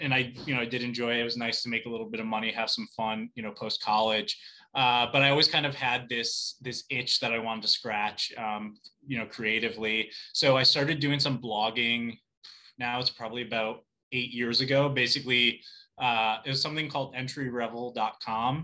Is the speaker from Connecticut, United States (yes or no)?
yes; Plymouth, Connecticut, United States; also born or lived in New York City / Fairfield, Connecticut; I grew up in Plymouth, Connecticut.